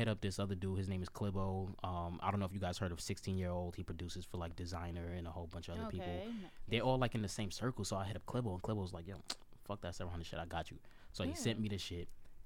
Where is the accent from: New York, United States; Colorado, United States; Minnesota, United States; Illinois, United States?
New York, United States; New York City; also born or lived in Montgomery County, Maryland; Brooklyn, New York. Born and raised